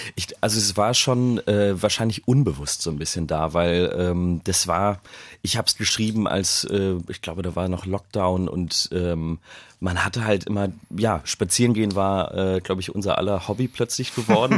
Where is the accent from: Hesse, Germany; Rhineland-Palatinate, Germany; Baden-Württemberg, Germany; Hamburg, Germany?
Hamburg, Germany; ich den in Hamburg geschrieben habe, in meiner Heimatstadt